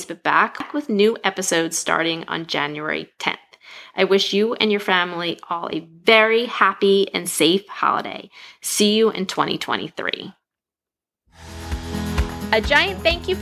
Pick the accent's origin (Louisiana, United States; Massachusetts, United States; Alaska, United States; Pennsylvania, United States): Pennsylvania, United States; outside of Philadelphia; moved away; I grew up outside of Philadelphia, hence the Eagles fan